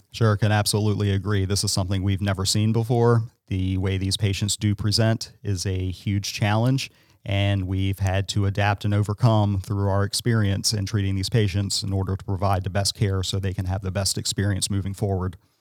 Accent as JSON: {"language": "English", "town": "Salisbury", "region": "Maryland", "country": "United States", "tie": "born or raised there", "said": "I'm local. I am from Salisbury. I've been here my entire life"}